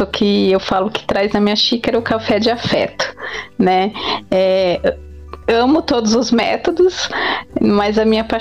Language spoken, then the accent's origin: Portuguese; Campinas, São Paulo, Brazil; born there; Que eu sou paulista, nasci aqui em São Paulo, em Campinas, né? Interior de São Paulo, mas tenho muitos parentes em Minas.